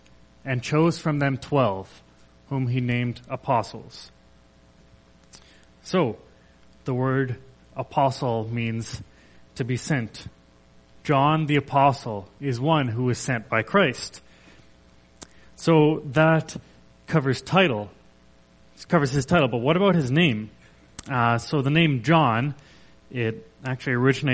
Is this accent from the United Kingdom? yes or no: no; Kelowna, British Columbia, Canada; I grew up in Kelowna, BC